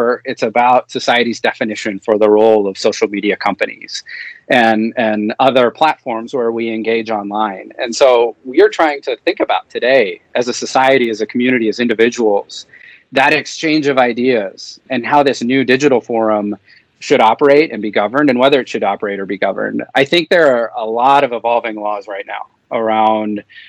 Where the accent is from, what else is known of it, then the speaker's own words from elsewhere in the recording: Minnesota, United States; my home state of Minnesota